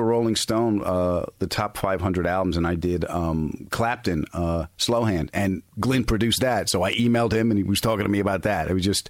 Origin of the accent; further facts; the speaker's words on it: Huntington, New York, United States; I'm from Long Island and Billy's from Hicksville and I'm from Huntington.